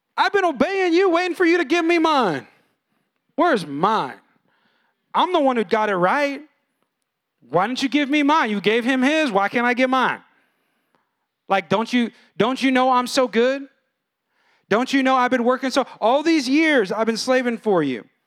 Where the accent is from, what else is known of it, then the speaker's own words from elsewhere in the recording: Bay Area, California, United States; now in San Antonio, United States; I'm from California, and out there, it was all younger brother talk because not many people knew God. It was kind of an ungodly area, ungodly culture, Bay Area